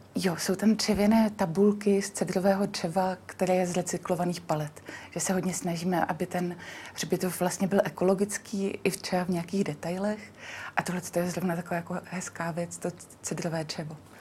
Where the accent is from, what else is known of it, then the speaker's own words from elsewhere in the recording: Znojmo, South Moravian Region, Czechia; já jsem taky ze Znojma